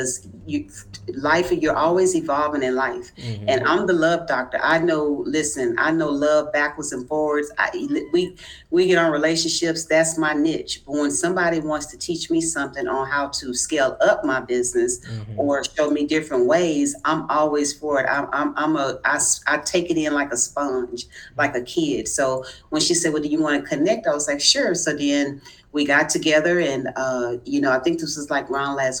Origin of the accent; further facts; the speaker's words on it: Houston, Texas, United States; I'm from Houston, Texas